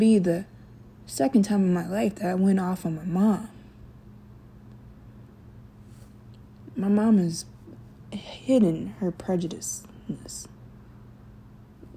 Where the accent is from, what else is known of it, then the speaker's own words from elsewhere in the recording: Memphis, Tennessee, United States; also born or lived in California; I grew up in Memphis, Tennessee, from California